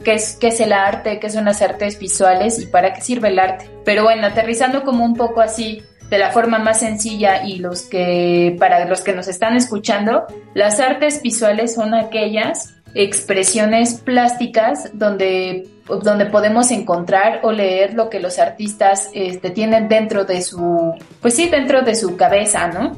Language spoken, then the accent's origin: Spanish; Mexico; nuestra propia cultura como mexicanos